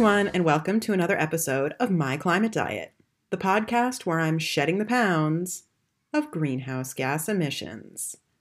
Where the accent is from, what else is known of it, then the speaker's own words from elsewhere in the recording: United States; accent: American; moved away as an adult; now in Germany; As you can tell from my accent, I'm American